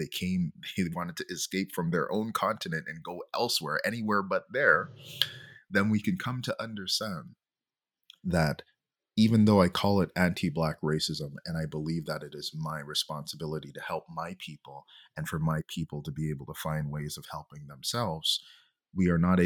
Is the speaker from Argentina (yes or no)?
no; Jamaica; now in Montreal, Canada; I'm from Jamaica